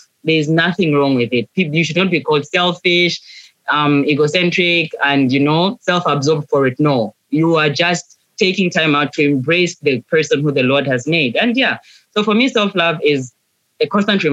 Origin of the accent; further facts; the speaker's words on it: Gaborone, Botswana; moved away as an adult; now in Zambia; I was born in Botswana, born and bred. City of Baboroni